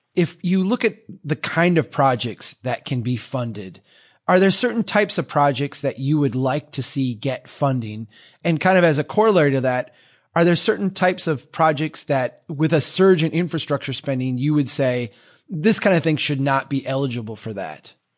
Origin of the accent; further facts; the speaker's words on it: Minnesota, United States; here in my home state of Minnesota